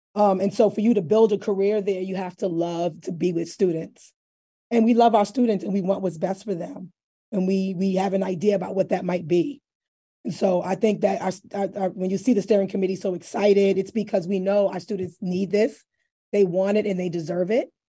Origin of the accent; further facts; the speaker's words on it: New York City, New York, United States; I'm not from New Haven, but I'm from the Bronx. I'm a hood girl